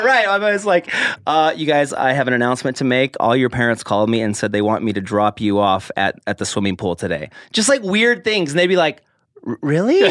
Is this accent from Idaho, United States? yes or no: yes; Logan, Utah, Idaho, United States; I was born in Utah, Logan, Utah.